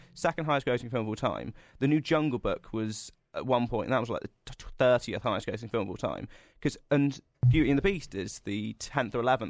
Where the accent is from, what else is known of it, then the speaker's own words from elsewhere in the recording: Cornwall, South West England, United Kingdom; where I'm from Cornwall